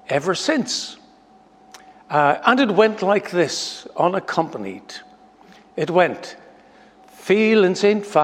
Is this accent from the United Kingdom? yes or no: yes; Lurgan, Northern Ireland, United Kingdom; the Scripture Union at Lurgan College, the school that I went